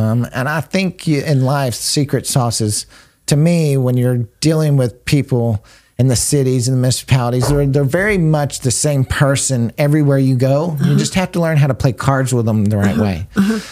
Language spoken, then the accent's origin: English; United States; I love being an American